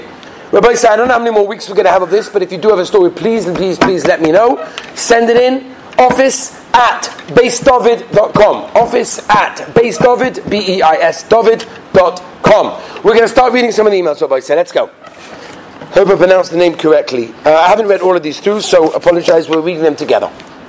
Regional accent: Los Angeles, California, United States; I grew up in Los Angeles, California.

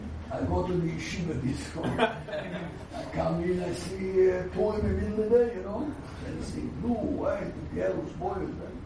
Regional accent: Jerusalem, Jerusalem District, Israel; I was naive. I come from Eir Shalim, you know. Every building is a yeshiva, Talmud Torah, Kole.

